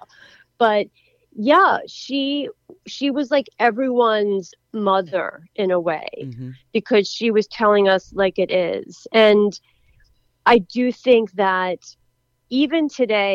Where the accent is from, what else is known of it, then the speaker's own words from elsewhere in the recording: Philadelphia, Pennsylvania, United States; my hometown was in the Super Bowl, Philadelphia Eagles